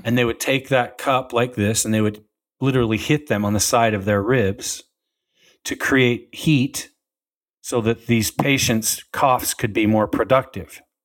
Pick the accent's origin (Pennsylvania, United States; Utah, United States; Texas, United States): Utah, United States; I grew up in Utah